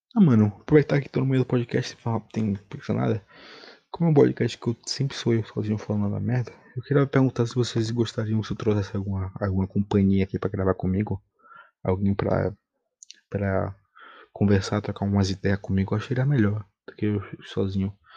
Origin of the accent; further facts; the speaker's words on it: Bahia, Brazil; Eu tenho que falar mim, porque eu sou baiano.